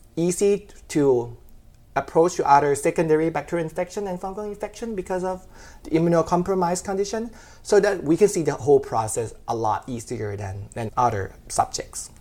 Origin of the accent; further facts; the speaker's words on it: Rayong, Thailand; moved away as an adult; also born or lived in Bangkok, Thailand; now in Georgia, United States; I was from Rayong City, which is about an hour and a half from Bangkok. It's a coastal city, so I grew up by the beach